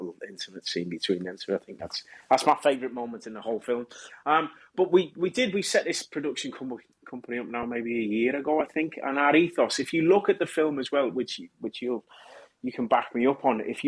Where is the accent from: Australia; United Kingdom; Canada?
United Kingdom; Kirkby, North West England; as a kid, growing up in Kirby